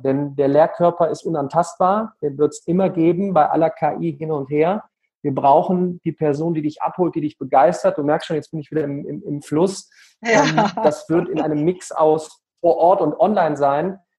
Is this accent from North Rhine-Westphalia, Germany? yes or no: yes; Remscheid, North Rhine-Westphalia, Germany; in der wunderschönen Stadt Remscheid, ja, ähm, Bergische Städtedreieck, Remscheid, Solingen, Wuppertal, aufgewachsen, ähm, immer noch äh, wohnhaft